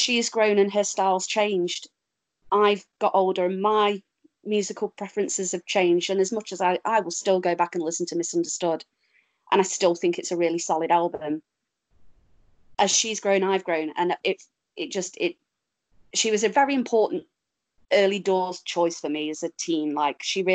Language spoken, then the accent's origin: English; Derby, East Midlands, United Kingdom; moved away; also born or lived in Stoke-on-Trent; I'm from Derby